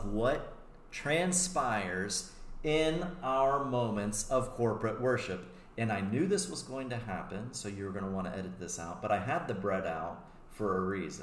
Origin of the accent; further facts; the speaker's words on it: United States; I'm an American